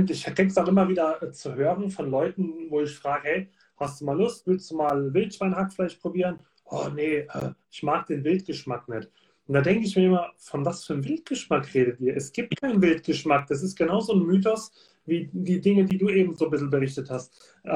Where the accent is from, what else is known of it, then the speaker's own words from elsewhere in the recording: Baden-Württemberg, Germany; ich komme ja hier aus der Region, Heidelberg ist von mir 20 Kilometer entfernt.